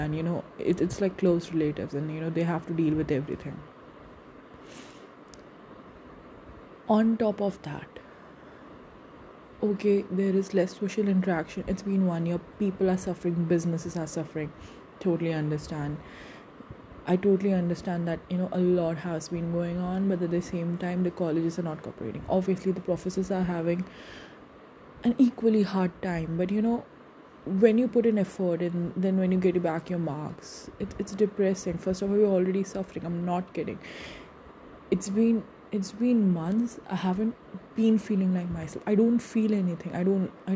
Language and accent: English; India; I'm from India